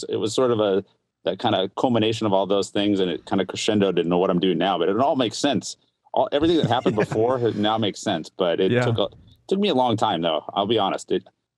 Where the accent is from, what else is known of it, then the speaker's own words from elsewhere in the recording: Seattle, Washington, United States; Born and raised in Seattle